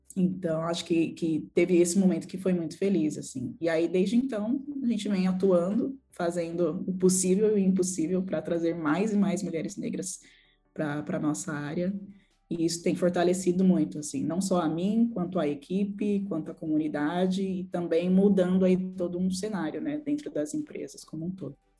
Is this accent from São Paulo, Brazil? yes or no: yes; São Paulo, Brazil; also born or lived in Perus, São Paulo; Nasci em Perus, cresci no bairro do Jaraguá, que é um bairro periférico de São Paulo onde morei lá até meus 27 anos